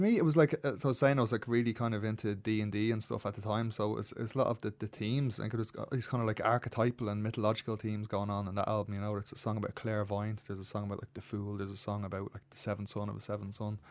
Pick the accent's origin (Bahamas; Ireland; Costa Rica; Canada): Ireland; Dublin, Leinster; moved away as an adult; also born or lived in London, England; I grew up out in Baldoyle